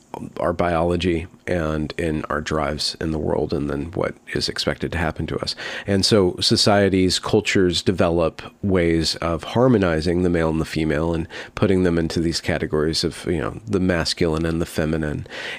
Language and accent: English; United States; I'm lower middle class, but I can see it as an American as a porous thing